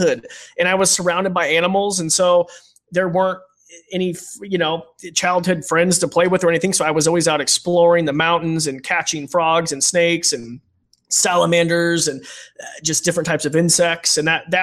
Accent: United States; growing up in Roby Creek.

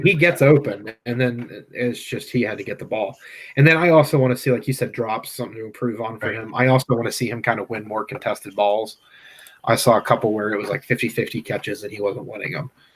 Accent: Clarion, Pennsylvania, United States; I'm from Clarion

